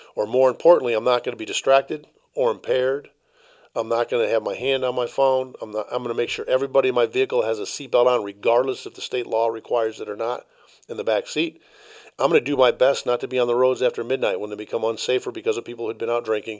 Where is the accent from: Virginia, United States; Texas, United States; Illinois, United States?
Illinois, United States; Chicago; I was raised in Chicago by a thirty-seven-year full-time fireman